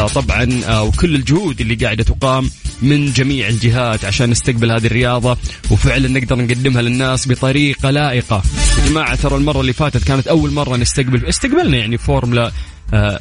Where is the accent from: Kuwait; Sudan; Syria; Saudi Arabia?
Saudi Arabia